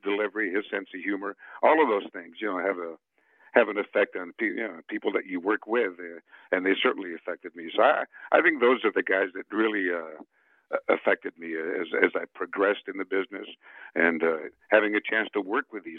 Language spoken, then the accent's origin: English; Chicago, Illinois, United States; first language Spanish; English is a second language; moved away; also born or lived in Bogota, Colombia / San Francisco / Baltimore; When I grew up, I grew up in Chicago. As I mentioned, my parents immigrated to the U.S. when I was 7 years old, and I spoke no English till I was 10.